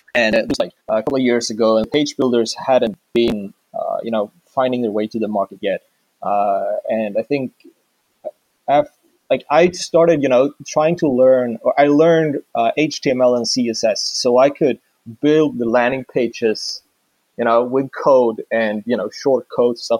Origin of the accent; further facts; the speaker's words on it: Sweden; I'm from Sweden